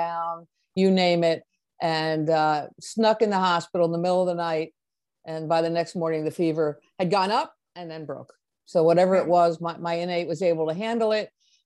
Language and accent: English; Rockaway, New Jersey, United States; moved away; I'm from New Jersey, and at the time I was living in North Jersey, in Rockaway, New Jersey, Morris County